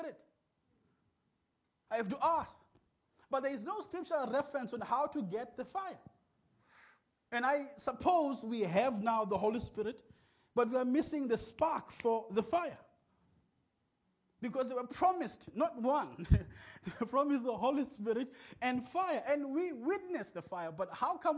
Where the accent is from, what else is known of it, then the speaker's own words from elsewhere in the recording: King William's Town, Eastern Cape, South Africa; English is a second language; I was from King.